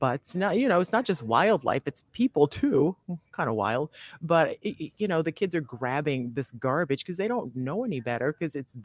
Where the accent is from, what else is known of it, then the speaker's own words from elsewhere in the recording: Charleston, South Carolina, United States; now in Florida, United States; I'm from South Carolina, another beach town in Charleston